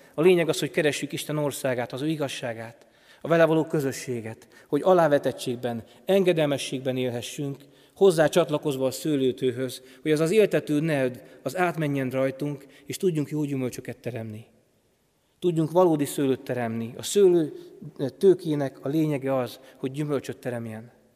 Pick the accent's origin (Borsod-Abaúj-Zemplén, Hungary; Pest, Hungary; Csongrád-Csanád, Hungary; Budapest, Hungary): Borsod-Abaúj-Zemplén, Hungary; foot of Tokaj Hill; Én helyben nőttem fel, Tokaj hegy alján